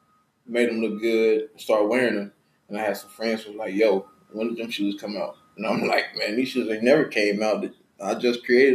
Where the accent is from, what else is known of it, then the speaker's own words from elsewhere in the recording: Houston, Texas, United States; also born or lived in Angleton, Texas; I was raised in Houston.